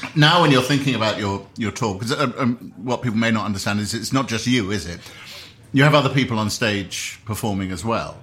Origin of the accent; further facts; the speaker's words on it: United Kingdom; I'm a British man